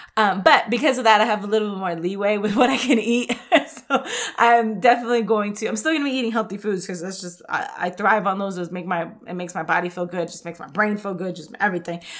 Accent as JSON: {"language": "English", "town": "New York City", "region": "New York", "country": "United States", "tie": "born or raised there", "said": "I grew up in the Bronx in New York"}